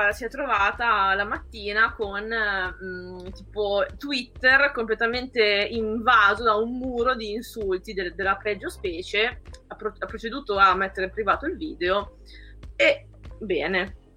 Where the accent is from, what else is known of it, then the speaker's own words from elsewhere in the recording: Emilia-Romagna, Italy; Io non sono romagnola Lorenzo, sono emiliano.